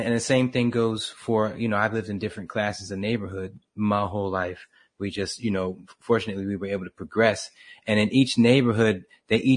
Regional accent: Camden, New Jersey, United States; moved away as an adult; I was born in Camden, and that was my hood

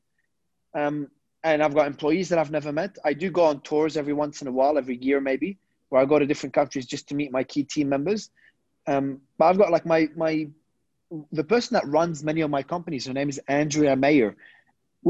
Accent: Australia; moved away as an adult; also born or lived in Lebanon; now in Dubai, United Arab Emirates; I was born in Lebanon and I migrated as a kid. So I've lived in Australia all my life.

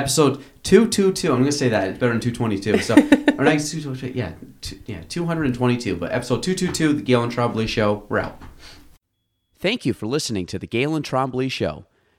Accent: Chazy, New York, United States; I'm from Shazy

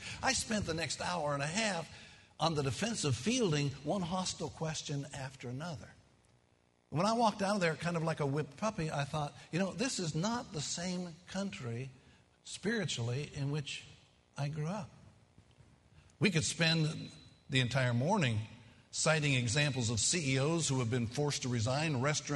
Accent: Kentucky, United States; I'm from Kentucky

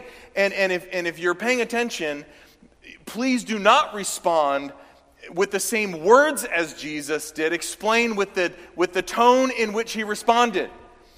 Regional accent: the South, United States; I'm from the South

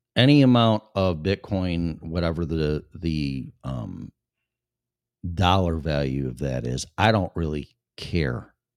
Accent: Chicago suburbs, Illinois, United States; I was born and raised in Illinois, in the Chicago suburbs

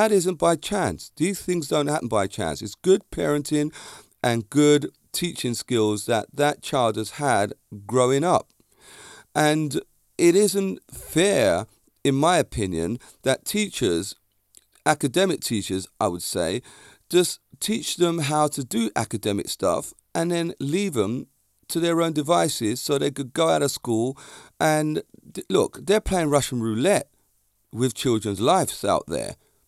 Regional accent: London, United Kingdom; I am so different to all the people that I grew up with around Stockwell, Clapham, and the Brixton area.

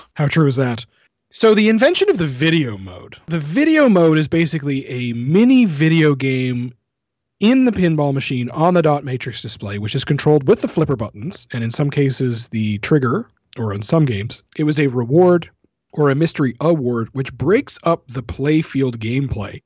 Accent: Canada; being a Canadian

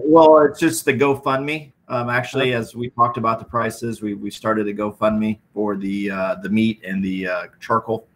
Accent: Iowa, United States; we're both from Iowa

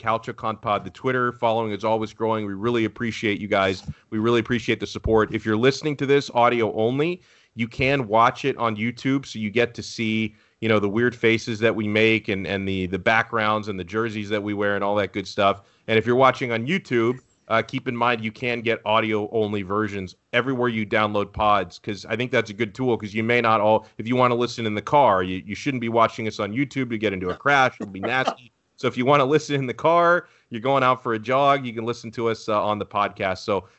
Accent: United States; I am American, but I'm also an Interista

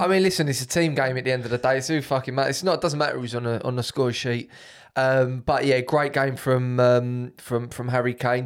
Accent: United Kingdom; I'm British

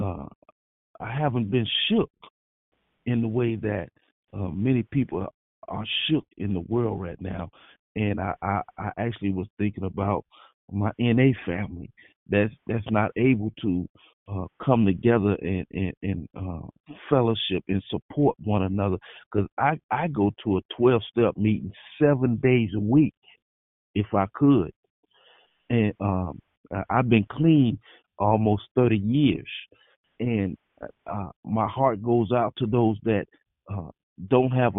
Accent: Florida, United States; now in California, United States; I'm from Florida, and we used to have hurricanes, and we still have hurricanes

